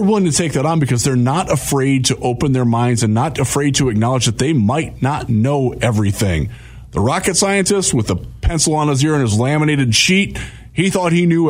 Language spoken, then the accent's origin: English; Ohio, United States; I grew up in Ohio.